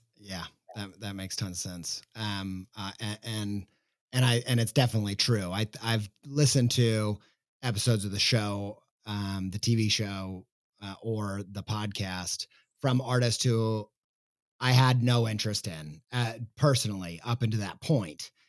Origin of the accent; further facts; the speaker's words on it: United States; as an American